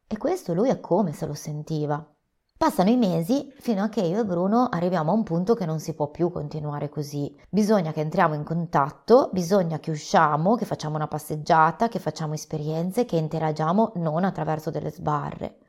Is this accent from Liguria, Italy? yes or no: yes; Liguria, Italy; Sono ligure